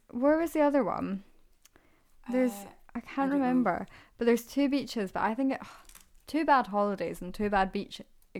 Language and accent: English; Scotland, United Kingdom; I wonder how much of it is just because we're from Scotland and we love it, so it's lovely to see places and feel like this is where we're from.